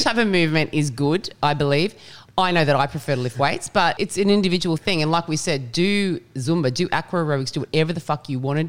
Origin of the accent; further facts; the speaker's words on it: Australia; We are all Australian and I do not understand this State of Origin.